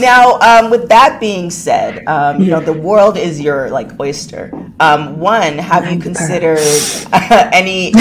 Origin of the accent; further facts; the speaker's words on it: Canada; I'm from Canada. There's no igloos there.